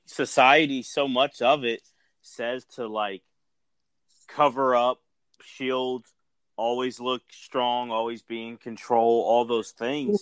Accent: Philadelphia, Pennsylvania, United States; I'm Philly. I'm from Philly.

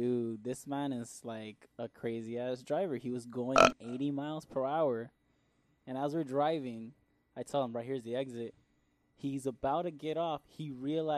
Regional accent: La Puente, California, United States; I'm from La Puente

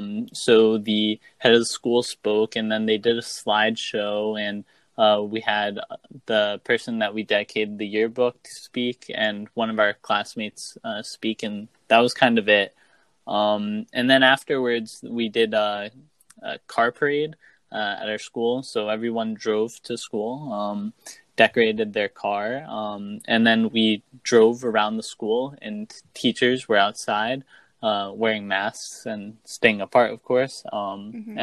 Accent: New Jersey, United States; I'm from New Jersey. I just graduated high school, so I'm currently a freshman at Duke Kunshan University in Jiangsu province of China.

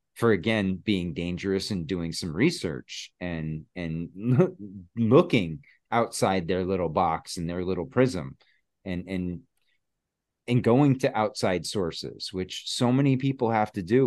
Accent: Connecticut, United States; moved away as an adult; now in Massachusetts, United States; I'm from Connecticut, and that's where my family was, you know, we were living

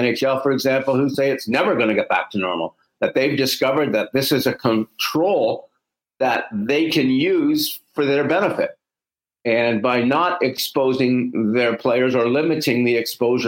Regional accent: Canada; We're Canadian

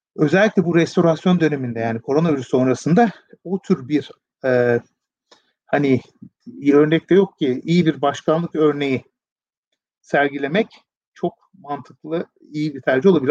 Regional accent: Turkey; bir Türkiye Cumhuriyeti vatandaşı olarak

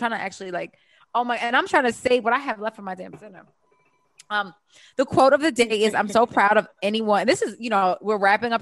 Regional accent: Baltimore, Maryland, United States; accent: Baltimore; My Baltimore accent

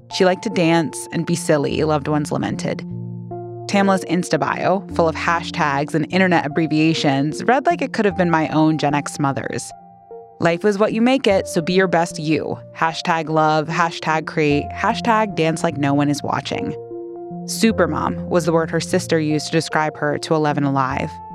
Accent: Minnesota, United States; I've spent most of my life in Minnesota

